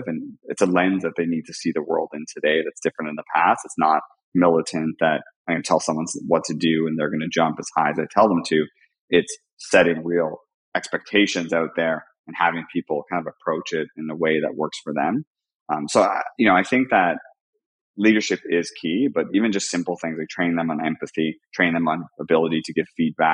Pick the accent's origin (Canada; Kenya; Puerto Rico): Canada; I'm Canadian